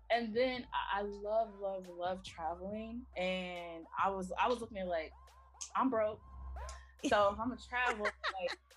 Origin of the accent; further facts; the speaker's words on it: Houston, Texas, United States; also born or lived in Minneapolis / Los Angeles; So I was born in Minneapolis. Um, I started grade mm-hmm. school out in LA, uh, Los Angeles. Um, we moved back and forth between the states before moving to Houston when I was 10. So from 10 on into adulthood and me uh, finishing undergrad, I was in Texas.